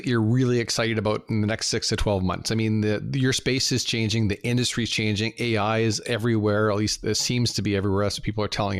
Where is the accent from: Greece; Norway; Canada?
Canada; I'm Canadian